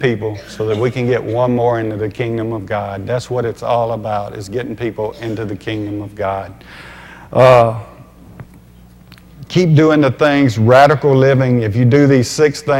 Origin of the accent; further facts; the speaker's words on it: Louisiana, United States; I grew up in Louisiana